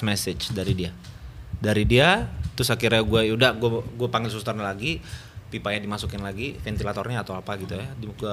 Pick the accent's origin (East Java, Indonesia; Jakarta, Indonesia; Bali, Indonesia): Bali, Indonesia; Dulu kan sebelum bokap meninggal itu kan gua gede di Bali